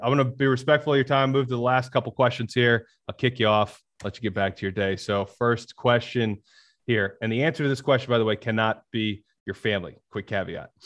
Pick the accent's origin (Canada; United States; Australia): United States; Birmingham, Alabama; also born or lived in Long Island, New York; I was born in New York on Long Island. My bunch of my family still lives up there. So I grew up in Birmingham